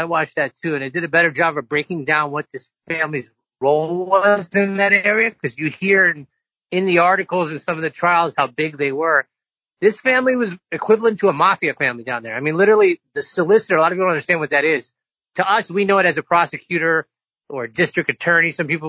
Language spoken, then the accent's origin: English; the South, United States; growing up in the South